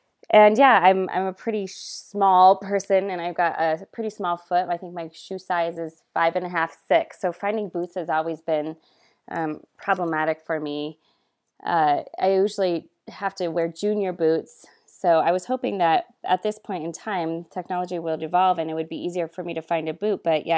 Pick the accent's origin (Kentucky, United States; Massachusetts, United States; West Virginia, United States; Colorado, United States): Colorado, United States; Aspen; Okay, well, I grew up in the Roaring Fork Valley, which is Aspen, Basalt area.